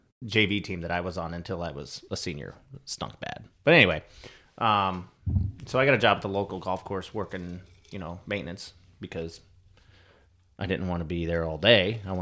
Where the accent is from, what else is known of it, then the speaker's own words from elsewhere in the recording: Quad Cities, United States; I grew up in just outside of the Quad Cities, which is Moline, Illinois, Davenport, Iowa, that area.